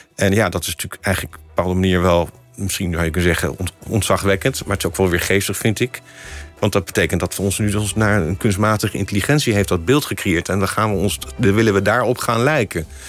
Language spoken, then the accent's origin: Dutch; The Hague, South Holland, Netherlands; moved away as an adult; also born or lived in Amsterdam; Ik wilde ook heel graag uit Den Haag weg. Daar ben ik geboren en getogen